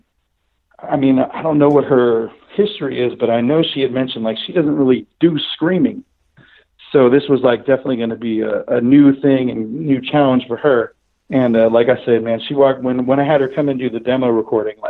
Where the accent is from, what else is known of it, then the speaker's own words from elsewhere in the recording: Sacramento, California, United States; moved away as an adult; I am from Sacramento. I grew up in Sacramento. You know, I lived the first half of my life up there